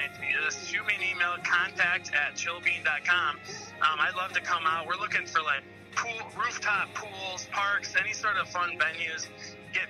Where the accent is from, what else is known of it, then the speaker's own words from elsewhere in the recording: Detroit, Michigan, United States; I was born in Detroit back in 87